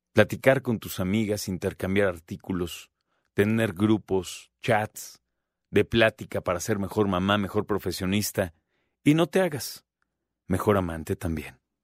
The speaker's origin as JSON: {"language": "Spanish", "country": "Mexico", "said": "hablo como mexicano"}